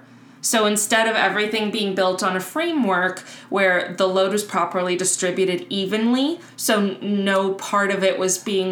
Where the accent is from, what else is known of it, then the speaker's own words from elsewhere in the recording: Miami, Florida, United States; I am from Miami.